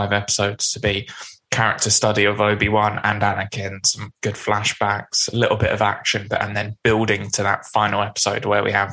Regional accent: United Kingdom; over in the UK

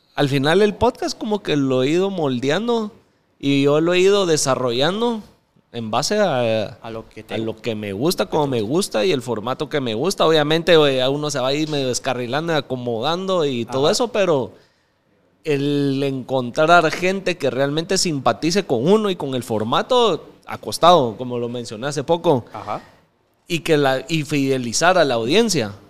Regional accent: Mixco, Guatemala Department, Guatemala; me crecí en zona 8, ahí en San Cristóbal.

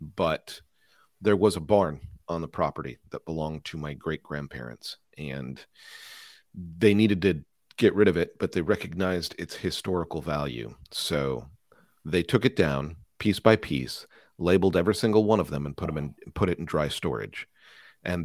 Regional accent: Omaha, Nebraska, United States; now in Bay Area, United States; And I have a similar story, because I'm from the Midwest, from Omaha, Nebraska. My dad worked for an airline, and then the first decade of my career was basically travel. So I've had the opportunity to go everywhere. Now I live in the Bay Area.

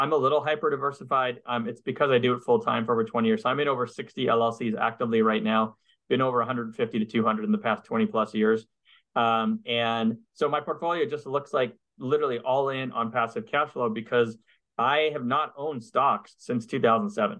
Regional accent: Montreal, Quebec, Canada; moved away as an adult; now in United States; I'm from Montreal, but I'm originally from Canada. And I grew up there in Montreal, and I left Canada in 98 to come to the US

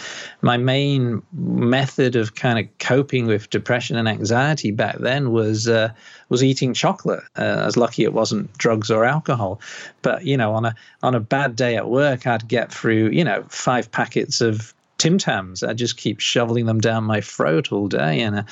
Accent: Liverpool, North West England, United Kingdom; moved away as an adult; now in Australia; Oh, no, I'm from Liverpool, UK originally, like about 27 years ago. So when I go back to Liverpool, people go, where are you from? You're not from here.

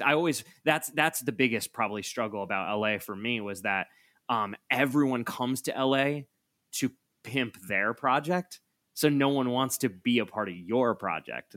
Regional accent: Hudson, New York, United States; moved away as an adult; also born or lived in Albany, New York; now in Los Angeles, United States; I grew up in Hudson. Generations of my family grew up in Hudson

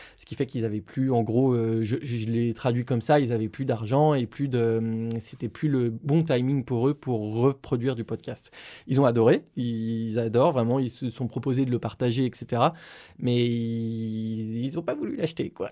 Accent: Lyon, Auvergne-Rhône-Alpes, France; je suis originaire de Lyon

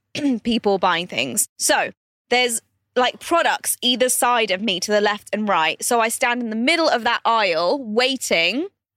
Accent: India; now in Dubai, United Arab Emirates; And because I'm Indian, disclaimer, I can say this.

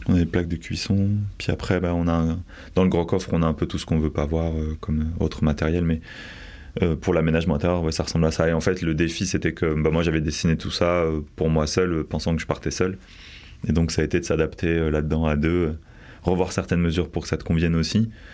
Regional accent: Bordeaux, Nouvelle-Aquitaine, France; also born or lived in Paris; je viens de Bordeaux à la base, j'ai vécu à peu près 7 ans sur Paris

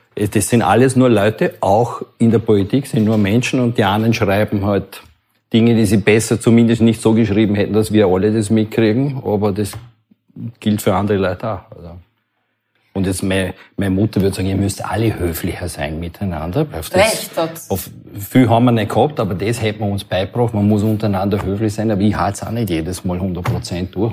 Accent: London, United Kingdom; Ich bin in London geboren

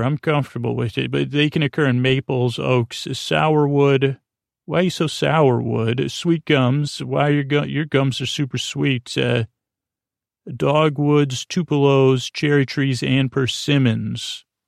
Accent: Syracuse, New York, United States; first language English; I come from Syracuse, New York

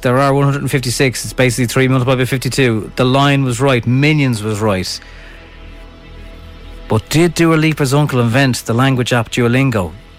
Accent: Dublin, Leinster, Ireland; born or raised there

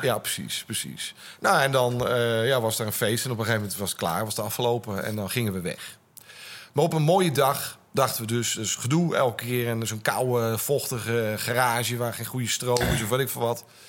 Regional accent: Gouda, South Holland, Netherlands; moved away; also born or lived in Utrecht; ik kwam uit Gouda. Dat was een leuk provincieplaatsje.

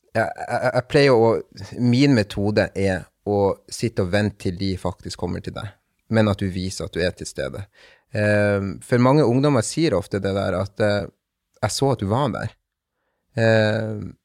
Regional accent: Bodø, Nordland, Norway; also born or lived in Cali, Colombia; jeg er adoptert fra Colombia, fra en, eh, en, by som heter Cali. Um, og kom da til Bodø i mars 1995. Var rundt 22 måneder gammel

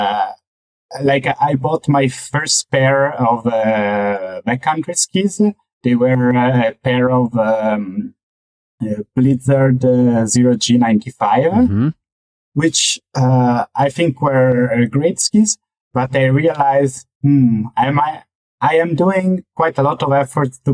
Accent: Venice, Veneto, Italy; now in Zurich, Switzerland; I grew up in Mestre, which is just on the mainland of Venice.

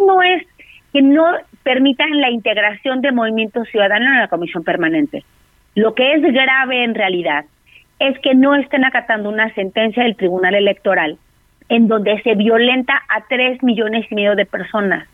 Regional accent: Mexico; Somos los mexicanos y mexicanas

